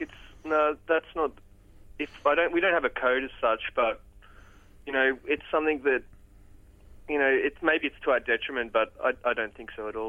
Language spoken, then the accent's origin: English; Port Macquarie, New South Wales, Australia; I grew up in Port Macquarie.